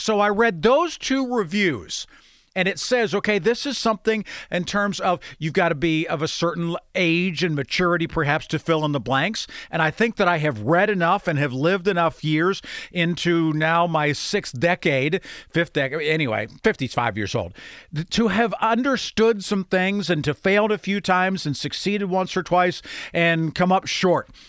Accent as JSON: {"language": "English", "town": "Grove City", "country": "United States", "tie": "born or raised there", "said": "I can't pretend to say that I grew up in a city that there was a heavy Jewish influence. There certainly was not. growing up in Grove City"}